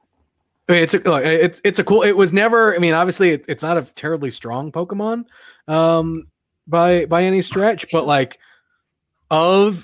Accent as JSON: {"language": "English", "area": "Long Island", "region": "New York", "country": "United States", "tie": "born or raised there", "said": "I grew up on Long Island."}